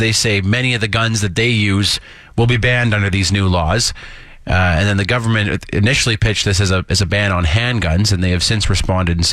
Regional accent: Saskatoon, Saskatchewan, Canada; I'm from Saskatoon

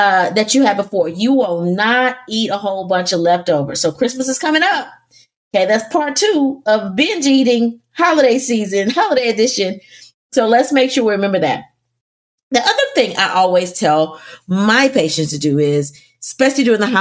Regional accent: the South, United States; I'm from the South

